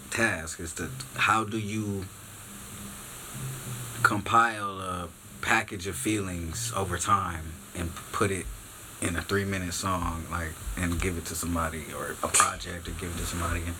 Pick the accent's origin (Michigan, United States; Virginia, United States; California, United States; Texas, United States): California, United States; Long Beach; I'm from Long Beach, California, North Side, but all Long Beach. I lived everywhere from Artesia to Ocean.